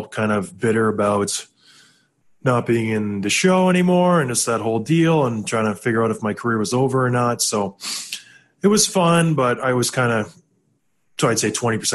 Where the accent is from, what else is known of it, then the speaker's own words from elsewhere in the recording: Traverse City, Michigan, United States; my hometown in Traverse City, Michigan